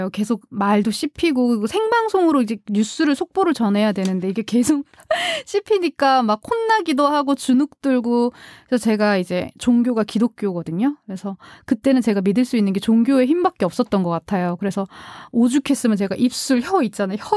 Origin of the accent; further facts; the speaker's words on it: South Korea; 원래 사실 고향이 서울이 아니거든요. 그래서 다른 지방에 이제 있었는데 사투리가 되게 심했거든요.